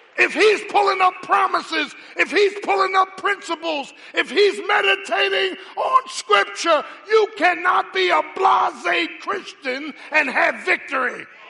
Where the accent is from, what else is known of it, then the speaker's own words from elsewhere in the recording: Philadelphia, Pennsylvania, United States; I'm from South Philly.